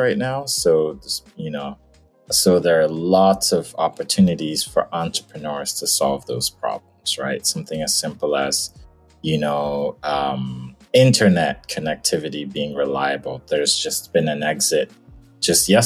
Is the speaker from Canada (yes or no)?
no; Nigeria; moved away as an adult; now in United States; I was born in Nigeria, actually spent, you know, half my life there. And then I moved to the States